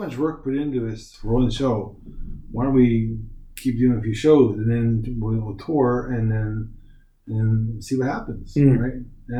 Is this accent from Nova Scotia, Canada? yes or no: yes; Nova Scotia, Canada; moved away as an adult; also born or lived in Halifax, Canada; now in Shanghai, China; I'm from Nova Scotia.